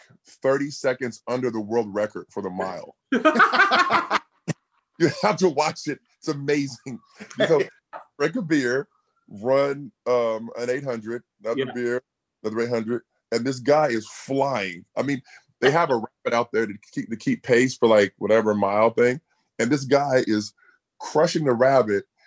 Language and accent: English; Bloomington, Indiana, United States; me growing up in Bloomington